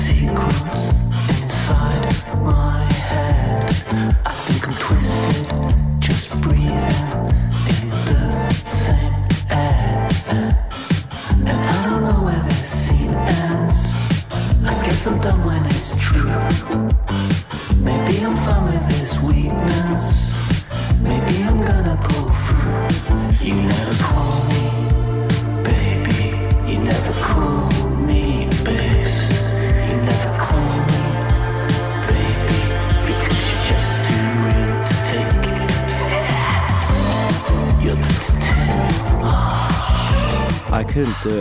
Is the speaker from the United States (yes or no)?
no; London, United Kingdom; as a kid growing up in London